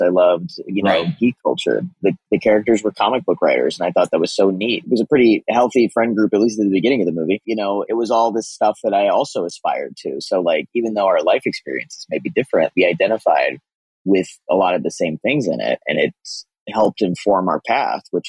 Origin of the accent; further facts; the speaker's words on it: Kansas, United States; I was raised in Kansas